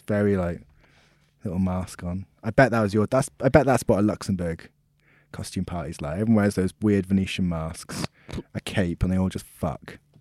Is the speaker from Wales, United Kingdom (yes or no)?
yes; Swansea, Wales, United Kingdom; My village, the village I'm from, Wormford.